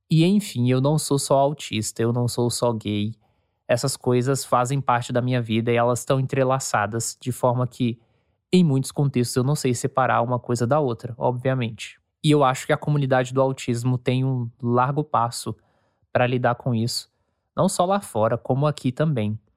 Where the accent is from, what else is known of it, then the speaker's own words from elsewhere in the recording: São Paulo, Brazil; born there; also born or lived in Minas Gerais / Goiás; now in Rio Grande do Sul, Brazil; Os meus pais são baianos, eu nasci em São Paulo, fui alfabetizado em Minas, morei em Goiás e agora eu moro aqui no Rio Grande do Sul